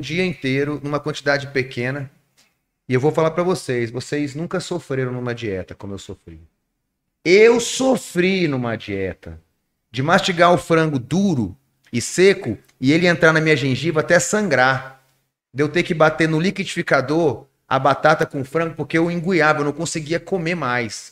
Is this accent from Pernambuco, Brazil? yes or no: no; Rondônia, Brazil; also born or lived in Amazonas; now in Manaus, Brazil; eu sou de Rondônia, mas assim, claro, me considero amazonense amo Rondônia, mas eu amo Amazonas